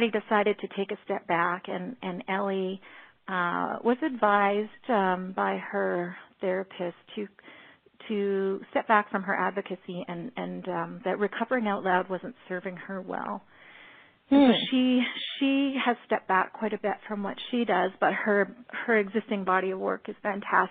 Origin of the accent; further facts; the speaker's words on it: Alberta, Canada; I'm from Alberta, Canada, but I do have a background